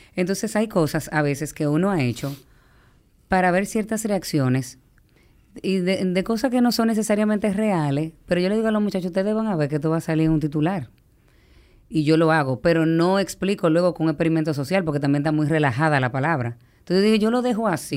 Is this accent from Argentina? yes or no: no; Dominican Republic; yo como dominicana